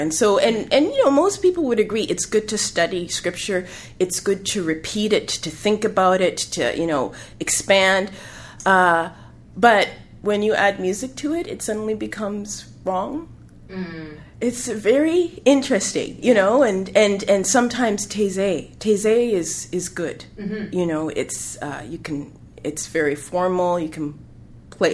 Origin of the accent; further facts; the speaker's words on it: Canada; I am African Canadian